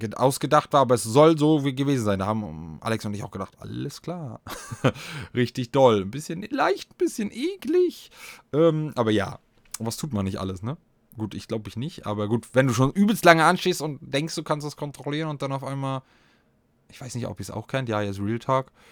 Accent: eastern Germany, Germany; hier bei uns im Osten

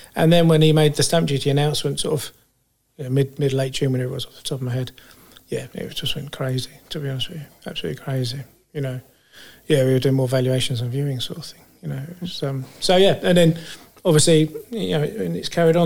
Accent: Fleet, South East England, United Kingdom; I come from Fleet and grew up in Fleet from young age

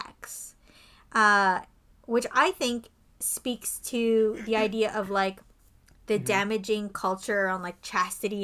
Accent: Canada; we're not American, we're from Canada

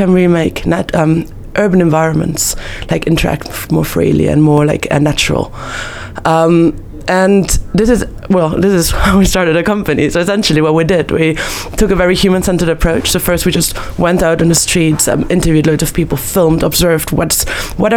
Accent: Vienna, Austria; moved away; I'm originally from Vienna, Austria

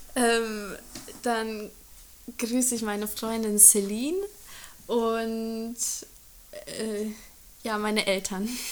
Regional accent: Germany; first language German, Hungarian; ich bin in Deutschland aufgewachsen, das ist meine Muttersprache

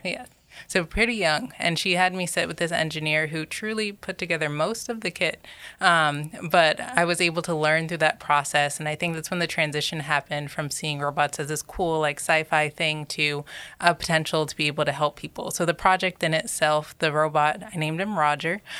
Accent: Georgia, United States; also born or lived in New York; I was raised predominantly in Georgia, I'd say, so from the South

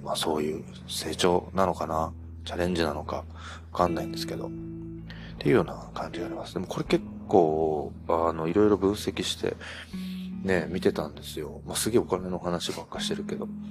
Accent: Hokkaido, Japan; now in Kyoto, Japan; 北海道出身なんで、あの、冬場なんて絶対自転車乗らない

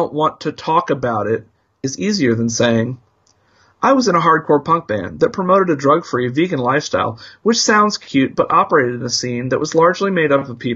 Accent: Indianapolis, Indiana, United States; Two grown-up hardcore punks, longtime journalists, and longtime friends born and bred in Indianapolis, Indiana.

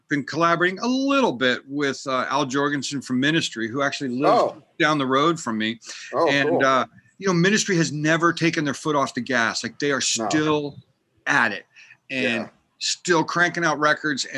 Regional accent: United States; moved away as an adult; also born or lived in Pennsylvania / Vermont / Massachusetts / Manhattan; now in California, United States; I grew up in Pennsylvania and Vermont and went to college in Massachusetts

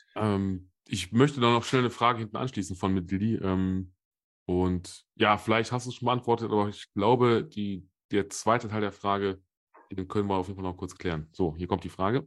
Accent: Solingen, North Rhine-Westphalia, Germany; als gebürtiger Solinger, als ehemaliger Footballer in Solingen

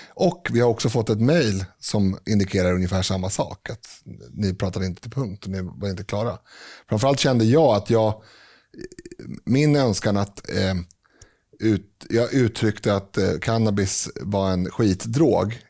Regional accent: Sweden; vi är ju svenskar

